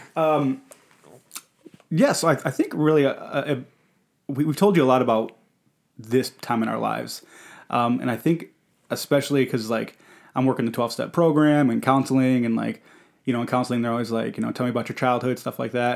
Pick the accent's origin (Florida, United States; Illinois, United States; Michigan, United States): Michigan, United States; Detroit; I was born in Detroit, Michigan, uh, Henry Ford Hospital